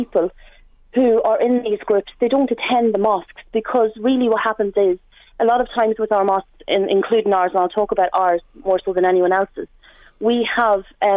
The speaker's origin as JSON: {"language": "English", "town": "Dundalk", "region": "Leinster", "country": "Ireland", "said": "I'm from Dundalk and I've lived here majority of my life"}